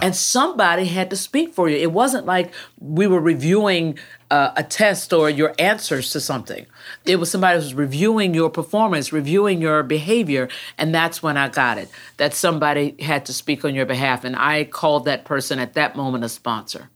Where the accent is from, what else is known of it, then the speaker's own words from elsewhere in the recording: Jacksonville, Florida, United States; also born or lived in Texas; I grew up right up the road, uh, here in Florida at Jacksonville.